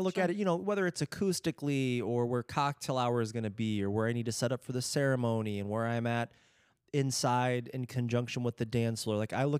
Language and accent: English; Marengo, Iowa, United States; So I grew up in Marengo.